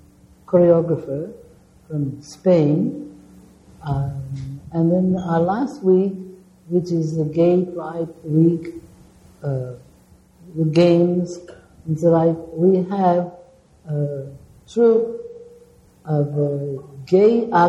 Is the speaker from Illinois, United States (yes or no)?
yes; Chicago, Illinois, United States; born there; moved away; I was born in Chicago, but I don't know anything about it. I have been here since 1950